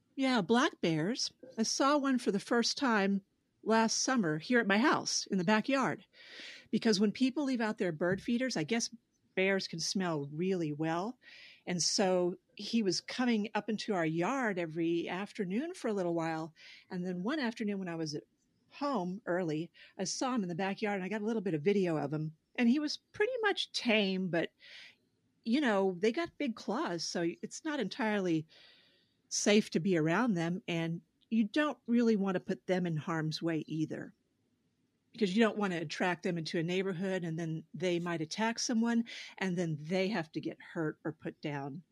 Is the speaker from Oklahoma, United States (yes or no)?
yes; Oklahoma, United States; now in New Hampshire, United States; I grew up in Oklahoma